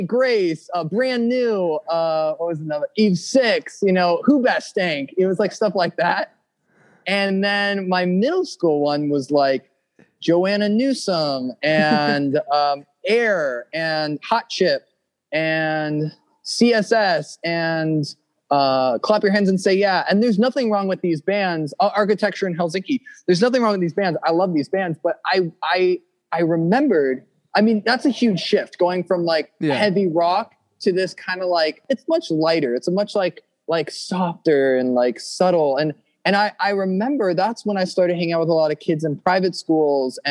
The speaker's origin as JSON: {"language": "English", "town": "Santa Monica", "region": "California", "country": "United States", "tie": "born or raised there", "said": "Born and raised in Santa Monica"}